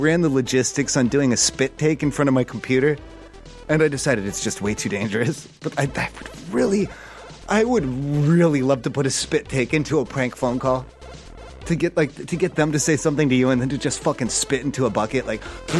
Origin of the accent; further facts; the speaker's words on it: Ohio, United States; cause I'm from Ohio mm-hmm. and I don't know if you know this, but last week Ohioans, we're allowed to smoke marijuana now.